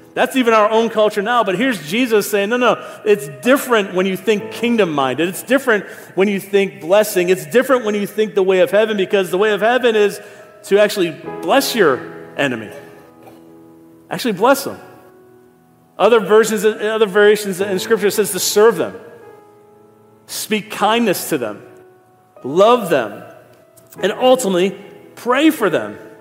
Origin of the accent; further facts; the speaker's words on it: Niagara Falls, New York, United States; also born or lived in Philadelphia / Ohio; now in Raleigh, United States; been here 19 years, but I'm born and raised in Niagara Falls